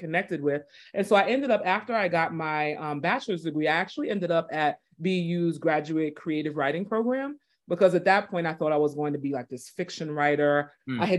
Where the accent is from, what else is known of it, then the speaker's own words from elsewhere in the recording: New York City, New York, United States; moved away as an adult; also born or lived in East Texas / Boston area; So I grew up in Brooklyn